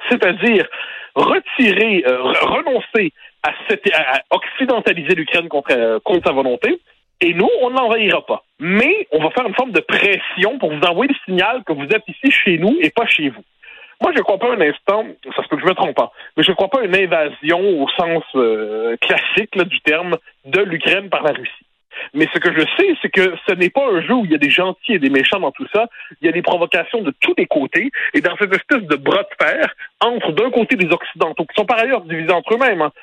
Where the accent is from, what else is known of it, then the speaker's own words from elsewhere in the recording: Quebec, Canada; quand on est québécois